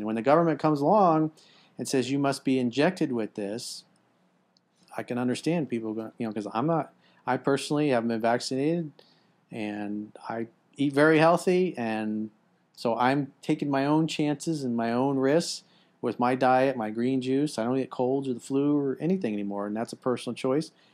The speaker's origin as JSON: {"language": "English", "country": "United States", "said": "as an American"}